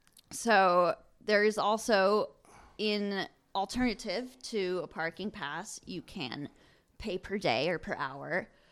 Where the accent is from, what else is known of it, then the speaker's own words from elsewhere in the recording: Colorado, United States; also born or lived in Texas; now in Lincoln City, United States; I was born in Texas, but most of my life has been in Colorado